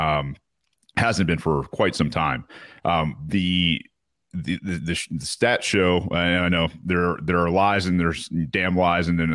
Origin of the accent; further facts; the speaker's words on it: United States; being American